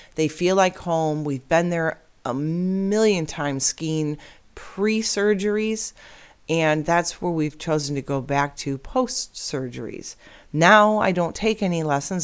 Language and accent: English; Illinois, United States; now in Arizona, United States; I'm born and raised in Illinois